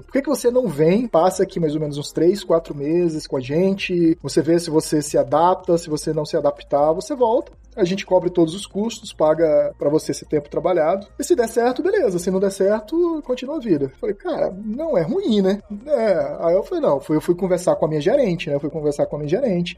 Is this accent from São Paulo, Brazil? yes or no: no; Brasília, Federal District, Brazil; moved away as an adult; also born or lived in João Pessoa, Brazil; now in Shanghai, China; eu não nasci em Brasília, mas meus, pais mudaram para Brasília desde que, quando eu era bem novo, então assim, eu sou praticamente assim, originalmente de Brasília